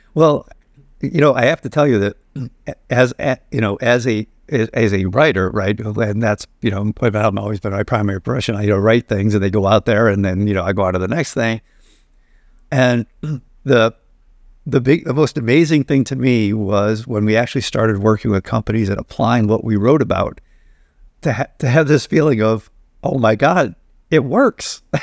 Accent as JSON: {"language": "English", "town": "Binghamton", "region": "New York", "country": "United States", "tie": "born or raised there", "said": "I grew up in Binghamton, New York"}